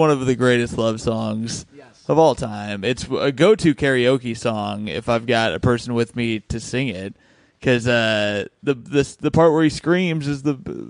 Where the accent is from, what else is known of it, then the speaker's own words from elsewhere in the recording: Indiana, United States; moved away; I'm from Indiana originally.